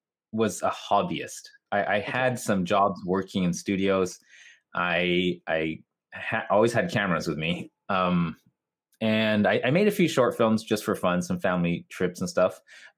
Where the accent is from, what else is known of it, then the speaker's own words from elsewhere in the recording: Tokyo, Japan; English is a second language; A lot of people think I'm American or Canadian because of my accent, but I am Japanese, born and raised in Japan.